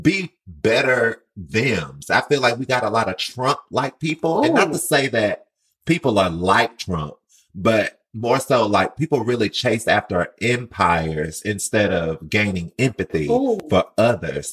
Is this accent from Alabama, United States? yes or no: yes; Mobile, Alabama, United States; moved away as an adult; now in New York, United States; I moved to New York in 2015. I came from Mobile, Alabama. So, excuse the accent